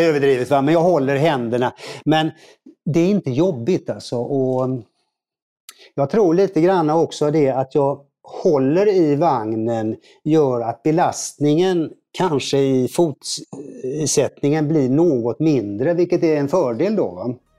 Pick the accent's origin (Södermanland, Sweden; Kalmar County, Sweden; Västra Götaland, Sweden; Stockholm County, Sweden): Västra Götaland, Sweden; Gothenburg; jag är från Göteborg då, född i Göteborg